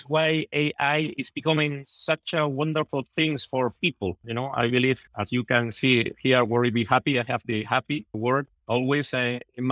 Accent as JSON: {"language": "English", "region": "southern Spain", "country": "Spain", "said": "I'm from Spain. I'm from the south of Spain."}